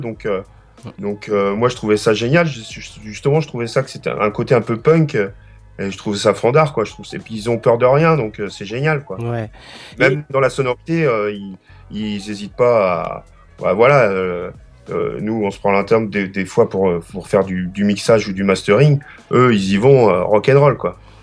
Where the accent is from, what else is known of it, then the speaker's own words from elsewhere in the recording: Rennes, Brittany, France; je suis de Rennes